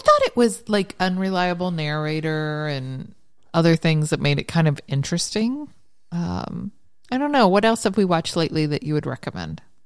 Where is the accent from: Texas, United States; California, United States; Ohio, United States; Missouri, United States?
Ohio, United States; Ironton; moved away; Ironton's my hometown.